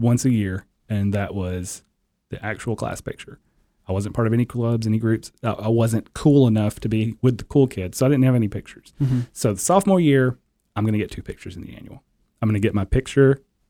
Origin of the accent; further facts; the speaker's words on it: Portland, Tennessee, United States; growing up in Portland, Tennessee, the strawberry capital of the world.